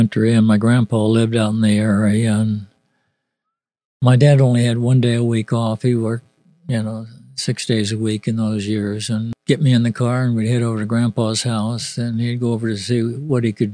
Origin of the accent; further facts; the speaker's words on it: Roseville, California, United States; I was born in Roseville, California, which is about 15 miles from Sacramento